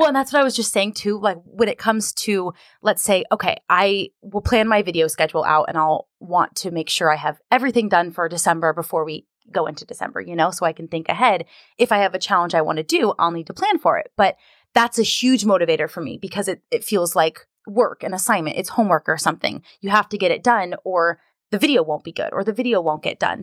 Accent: Southern California, United States; moved away as an adult; also born or lived in Washington / Seattle area; now in Seattle, United States; I'm originally from Southern California. I was born and raised there

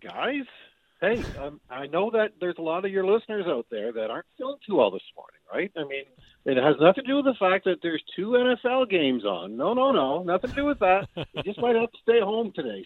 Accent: Windsor, Ontario, Canada; I'm from the Windsor area, across the river from Detroit

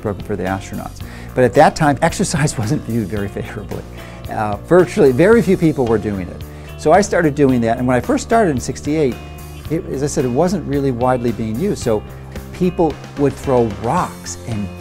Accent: Chicago, Illinois, United States; I grew up in Chicago

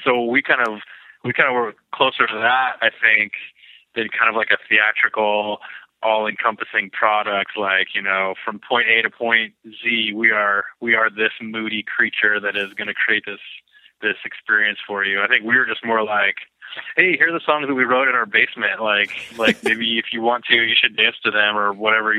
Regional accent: Lakewood, Washington, United States; I was born in Lakewood, which is like south of Tacoma.

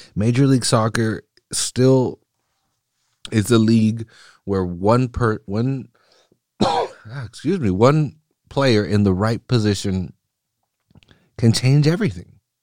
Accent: Mexico; first language Spanish; English is a second language; I'm, I'm Mexican. I, I, Spanish was my first language, and I'm terrible at it now

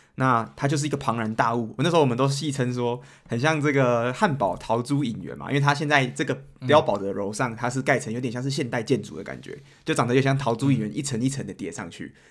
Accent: Taiwan; moved away as an adult; now in Germany; 我是台湾来的

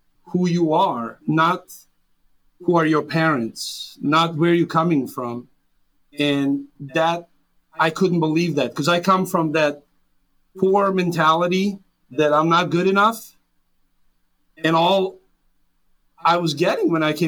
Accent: Serbia; English is a second language; moved away as an adult; now in United States; I was born and raised in Serbia, former Yugoslavia, a little town

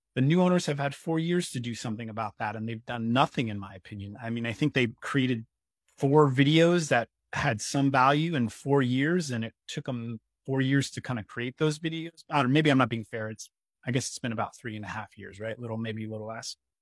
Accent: Poughkeepsie, New York, United States; moved away; also born or lived in Lake Tahoe; I was born and raised in Poughkeepsie, New York

